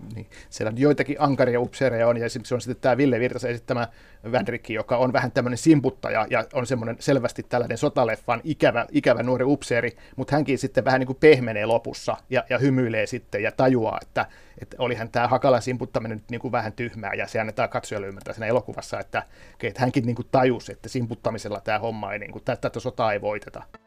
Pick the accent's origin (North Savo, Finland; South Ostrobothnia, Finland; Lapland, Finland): South Ostrobothnia, Finland; Kauhava; moved away; mä oon itse eh, syntyisin Kauhavalta, eli just näiltä kulmilta, mistä nämä miehet lähtee sotaan. Ja, ja itse asiassa mun oma, oma kotitalo Kauhavalla